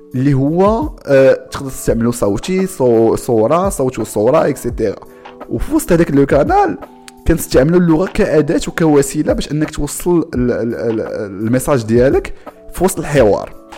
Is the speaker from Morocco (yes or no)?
yes; Morocco; حنا كمغاربه